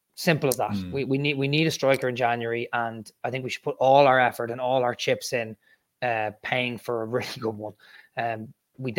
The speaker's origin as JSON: {"language": "English", "country": "Ireland", "said": "I'm Irish"}